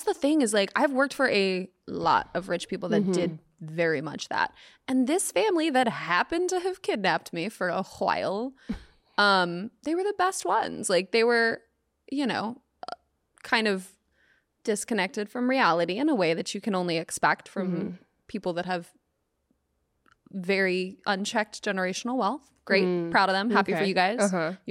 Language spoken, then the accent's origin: English; the South, United States; because I'm from the South